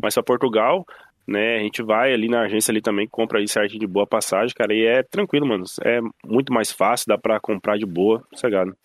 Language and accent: Portuguese; Joinville, Santa Catarina, Brazil; now in Ireland; era a minha cidade onde eu nasci, Joinville, hum. né, que é a cidade onde eu nasci, Joinville, Santa Catarina